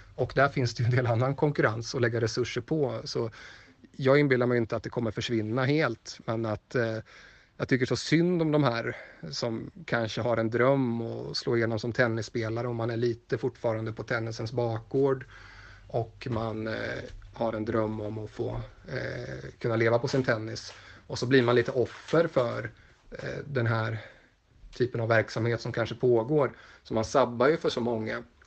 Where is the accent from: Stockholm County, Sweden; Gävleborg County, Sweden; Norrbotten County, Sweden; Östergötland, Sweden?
Östergötland, Sweden; Motala; moved away; also born or lived in Gothenburg; Jag kommer från Motala